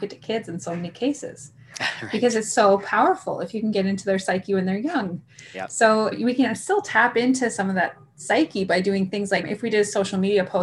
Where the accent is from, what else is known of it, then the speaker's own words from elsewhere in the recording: Saskatchewan, Canada; I come from Saskatchewan, right? And there's a big farming community here.